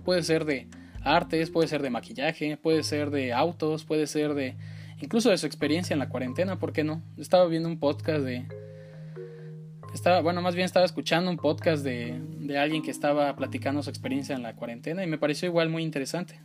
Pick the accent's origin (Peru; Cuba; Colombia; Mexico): Mexico; soy originario de México